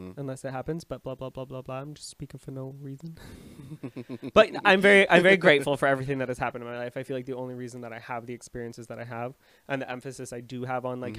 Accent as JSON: {"language": "English", "town": "Amherstburg", "region": "Ontario", "country": "Canada", "tie": "born or raised there", "also_born_or_lived": "Windsor, Ontario", "said": "I lived in Amherstburg, Ontario, almost my whole life"}